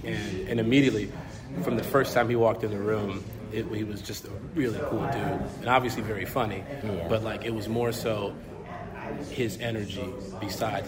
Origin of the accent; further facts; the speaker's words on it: Chicago, Illinois, United States; we're from Chicago.